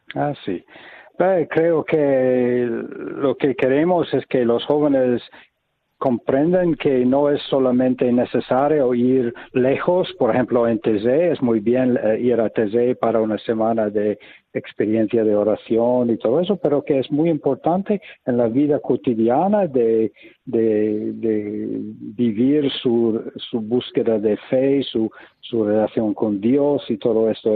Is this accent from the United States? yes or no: yes; United States; now in Taizé, France; Yo vengo de los Estados Unidos